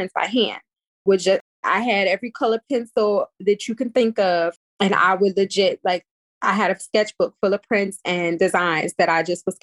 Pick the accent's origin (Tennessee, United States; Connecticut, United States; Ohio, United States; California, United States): Ohio, United States; Cleveland; now in New York, United States; I'm from Cleveland, Ohio